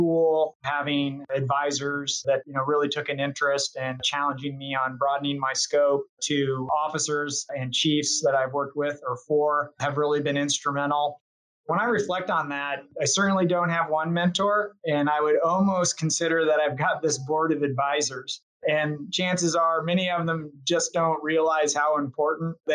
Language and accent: English; Chico, California, United States; I actually grew up in Chico, California, and that's a small farming community in the Northern Valley, north of Sacramento